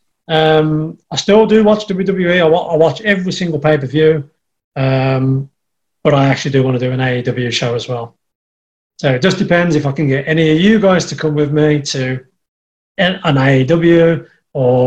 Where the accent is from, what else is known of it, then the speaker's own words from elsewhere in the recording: Birmingham, West Midlands, United Kingdom; accent: Black Country; the black country accent, the dialect that we've got over here